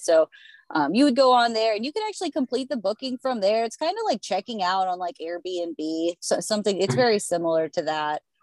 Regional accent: Pennsylvania, United States; I'm from Pennsylvania

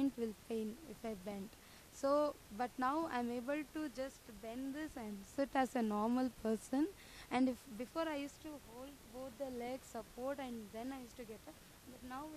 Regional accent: Bangalore, Karnataka, India; I'm from Bangalore

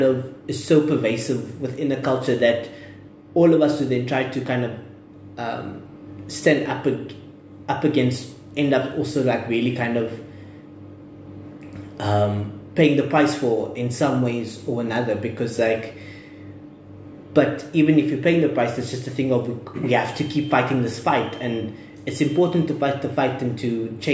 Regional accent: South Africa; as South African men

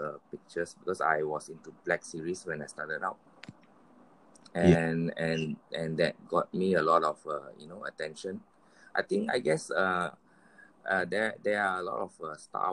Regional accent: Taiping, Perak, Malaysia; I'm from Perak. And I'm in a town called Taiping

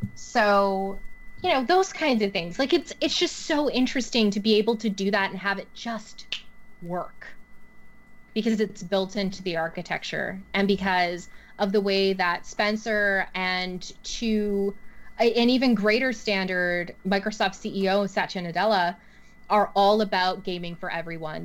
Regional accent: Canada; I'm super Canadian

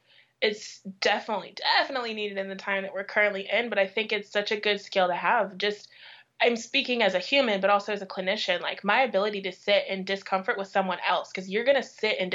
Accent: Midwest, United States; How has it been having friends who grew up in the American South when I grew up in the Midwest?

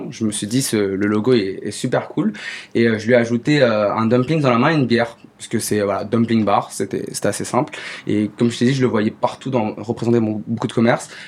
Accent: China; je suis chinois, pourquoi pas faire de la cuisine chinoise

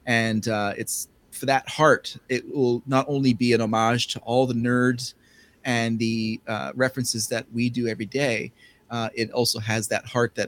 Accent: Canada; Since we're Canadian.

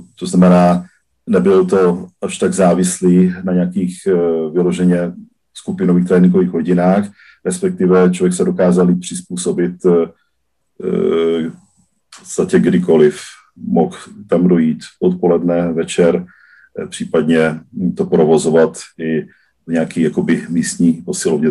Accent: southern Slovakia, Slovakia; now in Czech Republic; původem eh, jsem z Jižního Slovenska, z oblasti Maďarska, takže jsem Maďar ze Slovenska, který žije v Čechách i na Slovensku

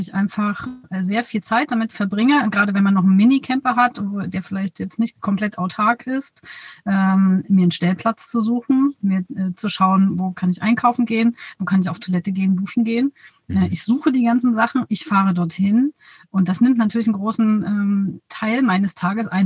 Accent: near Dresden, Saxony, Germany; in der Nähe von Dresden, da wo ich herkomme

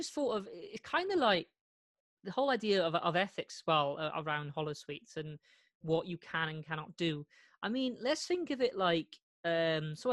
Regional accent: United Kingdom; being a Brit

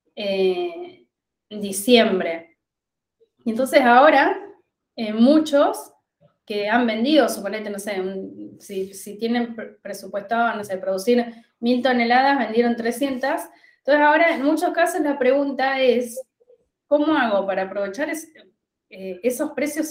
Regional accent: La Pampa, Argentina; moved away as an adult; also born or lived in Buenos Aires; Yo soy de La Pampa. Yo estudié en La Pampa y recibida me fui a Buenos Aires

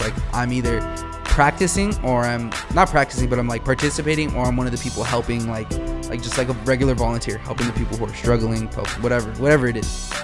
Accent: Wilmington, California, United States; also born or lived in Boulder, Colorado; we're all from Wilmington.

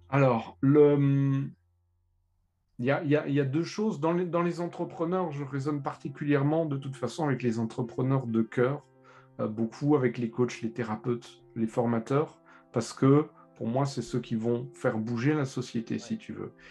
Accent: Lorraine, Grand Est, France; je suis lorrain

